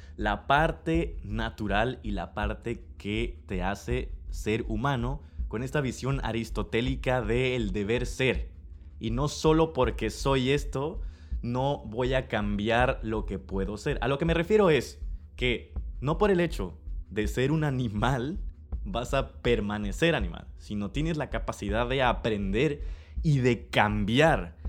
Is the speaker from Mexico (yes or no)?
yes; Villahermosa, Tabasco, Mexico; nací en Villahermosa, Tabasco, México